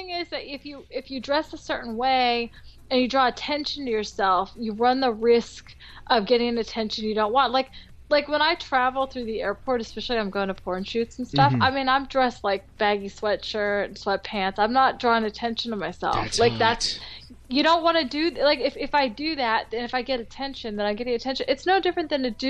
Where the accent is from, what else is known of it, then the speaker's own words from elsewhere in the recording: California, United States; also born or lived in France; I'm a Rican from California.